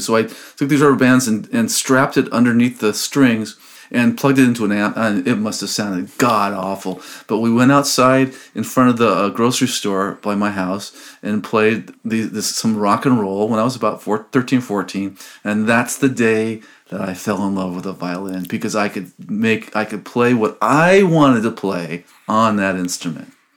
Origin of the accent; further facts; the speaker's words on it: Los Angeles, California, United States; also born or lived in Albany, California; I grew up in Los Angeles, California, born and raised in Los Angeles